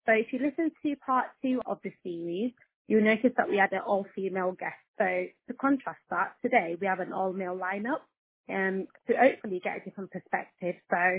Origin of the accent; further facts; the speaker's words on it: Nigeria; I'm Nigerian as well for our listeners, so we've got two Nigerians here today.